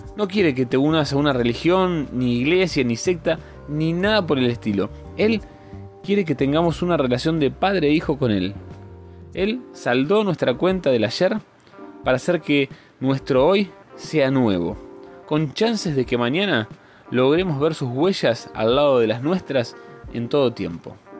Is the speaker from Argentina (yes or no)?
yes; Rosario, Santa Fe, Argentina; moved away; mi ciudad natal, mi Rosario querida